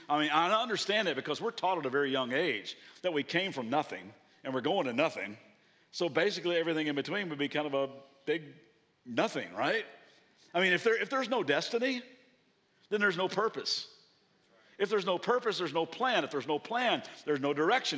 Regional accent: Kentucky, United States; now in Southern California, United States; I'm from Kentucky

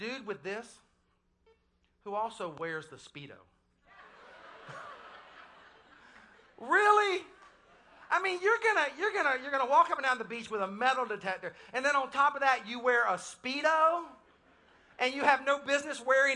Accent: the Carolinas, United States; I was born in the Carolinas. And so I'm a coastal boy

